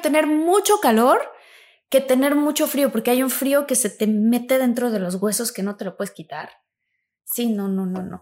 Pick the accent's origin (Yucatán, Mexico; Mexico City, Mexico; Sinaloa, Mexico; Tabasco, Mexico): Tabasco, Mexico; moved away; como soy tabasqueña, pues igual allá el calorcito es